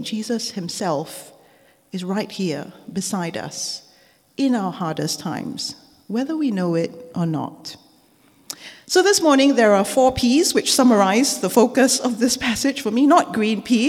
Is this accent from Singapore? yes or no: yes; Singapore; now in United Kingdom; as a child growing up in Singapore.